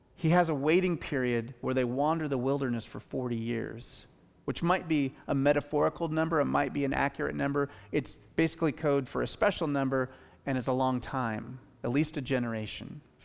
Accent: Western Washington, United States; now in Bellingham, United States; I'm from Western Washington

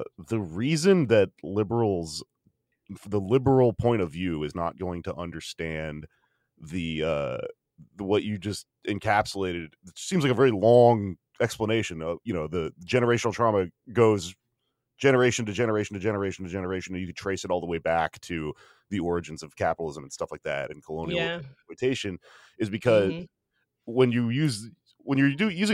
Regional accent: Texas, United States; I'm from Texas and I don't speak Spanish

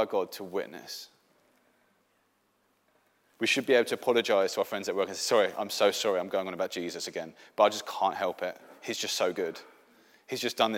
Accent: England, United Kingdom; first language English; now in Sweden; I'm an English Christian

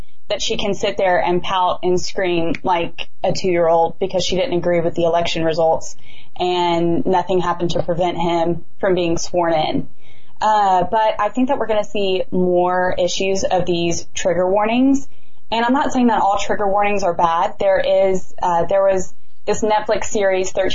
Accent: the South, United States; I'm from the South

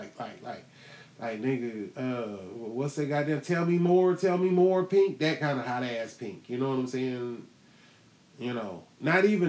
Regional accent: Houston, Texas, United States; I'm from Houston

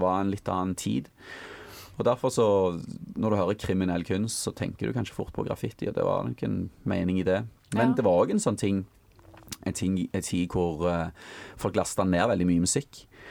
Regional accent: Stavanger, Rogaland, Norway; jeg kommer jo fra Stavanger

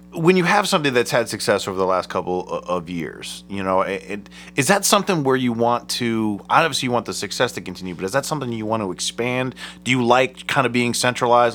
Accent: Akron, Ohio, United States; I'm from Akron

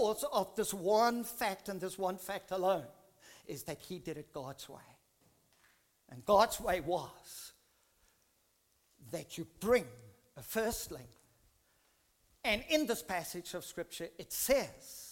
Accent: South Africa; I grew up in South Africa in a Dutch Reformed church when I was very, very young

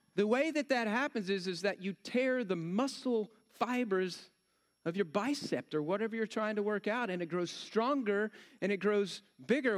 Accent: Texas, United States; I'm from Texas

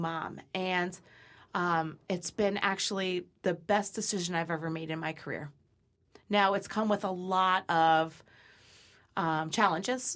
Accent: Brookfield, Connecticut, United States; Brookfield Dairy is my hometown

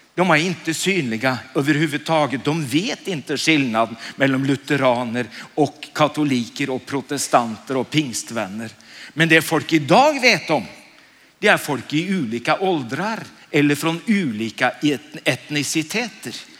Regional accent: Oslo, Norway; Jag är från Oslo

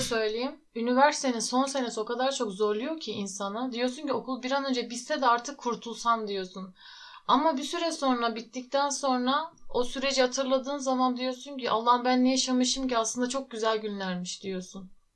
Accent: Muğla, Turkey; also born or lived in Tokat / İzmir; Tokat'ta yaşıyordum. 9 yaşına kadar. 9 yaşında Muğla'ya taşındık.

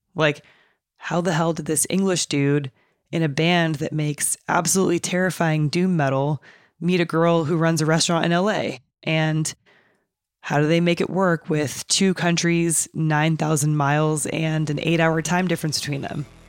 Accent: about an hour and a half south of Chico, NorCal, California, United States; I'm from about an hour and a half south of Chico.

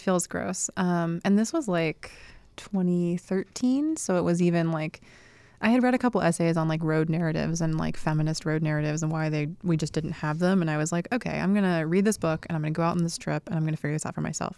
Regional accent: Sanford, North Carolina, United States; moved away; also born or lived in Durham, North Carolina / Raleigh, North Carolina; I grew up in a very small town called Sanford, North Carolina

